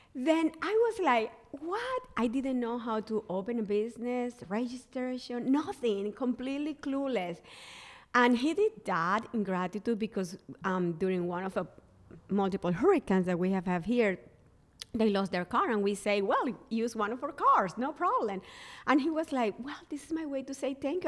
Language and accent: English; Barranquilla, Atlántico, Colombia; English is a second language; moved away as an adult; also born or lived in San Francisco, United States; now in Charleston, United States; I moved from my hometown, Barranquilla, Colombia, uh, to San Francisco.